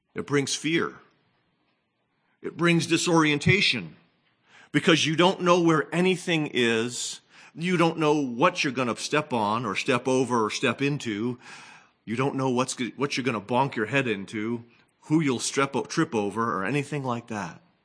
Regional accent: New England, United States; moved away; I, of course, grew up in the Northeast

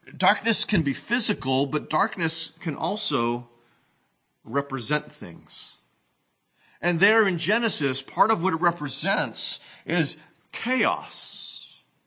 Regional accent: New England, United States; moved away; I, of course, grew up in the Northeast

